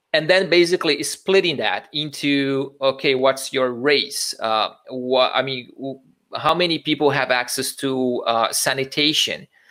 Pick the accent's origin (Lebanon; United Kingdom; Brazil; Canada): Brazil; moved away as an adult; also born or lived in Italy; I was I was born in Brazil. I I did school and I went to to college uh, in Brazil